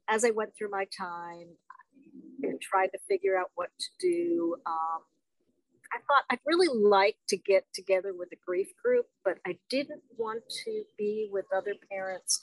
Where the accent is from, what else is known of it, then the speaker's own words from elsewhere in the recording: New Jersey, United States; now in the South, United States; I grew up in New Jersey